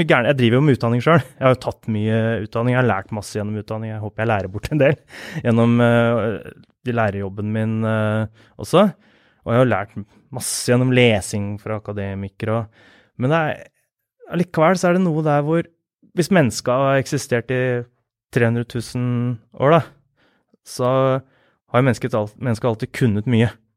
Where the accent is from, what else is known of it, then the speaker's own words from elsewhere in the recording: Askim, Østfold, Norway; moved away as an adult; now in Oslo, Norway; jeg vokste opp på Løkenjordet. Der bodde jeg til jeg var 15 år